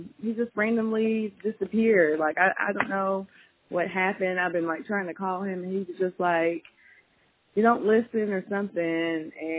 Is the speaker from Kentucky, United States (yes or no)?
yes; Kentucky, United States; moved away as an adult; now in Memphis, United States; I'm from Kentucky originally, but been in Memphis now for 5 years.